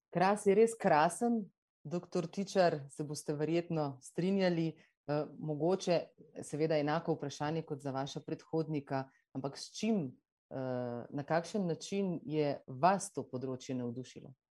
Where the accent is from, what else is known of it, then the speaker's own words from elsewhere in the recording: Slovenia; smo lahko Slovenci